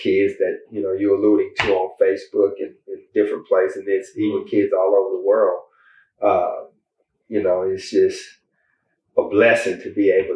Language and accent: English; Meridian, Mississippi, United States; now in Atlanta, United States; I'm just a little country boy from Meridian, Mississippi.